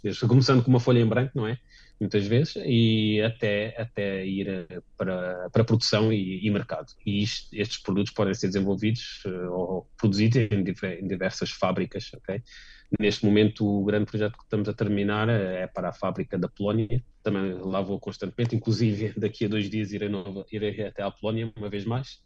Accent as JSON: {"language": "Portuguese", "country": "Portugal", "also_born_or_lived": "Varese, Italy / Stuttgart, Germany", "moved": "as an adult", "lives_now": "Rothenburg ob der Tauber, Germany", "said": "sendo português"}